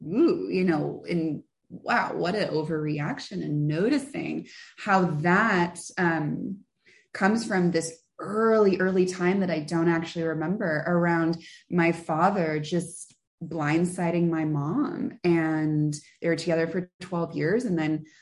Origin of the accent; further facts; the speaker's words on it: San Francisco, California, United States; born and raised in San Francisco, like actually San Francisco, not outside the city